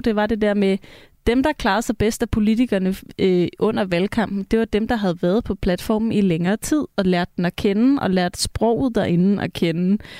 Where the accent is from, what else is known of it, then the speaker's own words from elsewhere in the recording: Copenhagen, Capital Region of Denmark, Denmark; nu er jeg også fra København og har venner i København